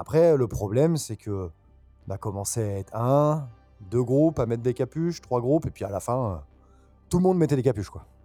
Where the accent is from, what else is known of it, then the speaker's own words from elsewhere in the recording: Bordeaux, Nouvelle-Aquitaine, France; also born or lived in Nantes; Alors moi, je suis né à Nantes. J'ai beaucoup bougé. Euh, mon père étant muté, ayant été muté, pardon, souvent. Donc j'ai pas mal bougé, mais j'ai passé une grande partie de ma vie à Bordeaux, une partie de mon enfance.